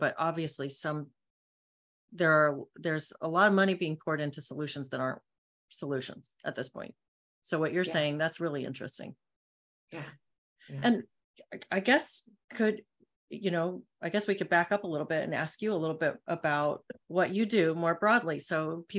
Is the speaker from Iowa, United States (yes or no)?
no; San Antonio, Texas, United States; moved away as an adult; now in Seattle, United States; I grew up in San Antonio